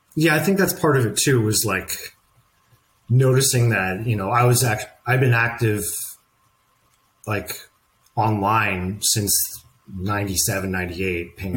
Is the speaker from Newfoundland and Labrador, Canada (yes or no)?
no; Saint John, New Brunswick, Canada; moved away; also born or lived in Vancouver; I'm from St. John, New Brunswick.